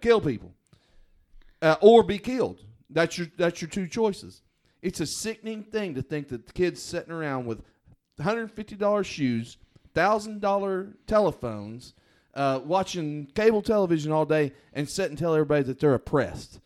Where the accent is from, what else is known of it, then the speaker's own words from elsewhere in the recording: United States; I grew up on the South Canadian River